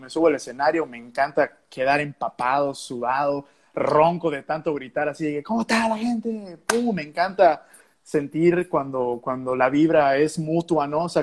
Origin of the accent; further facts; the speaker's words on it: Yucatán, Mexico; pues yo como yucateco admiro muchísimo a, tanta gente este